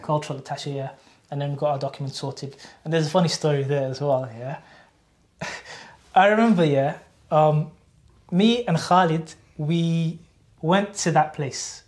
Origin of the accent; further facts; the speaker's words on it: Cardiff, Wales, United Kingdom; also born or lived in Qassim, Saudi Arabia; from Cardiff, Wales, born and bred in Cardiff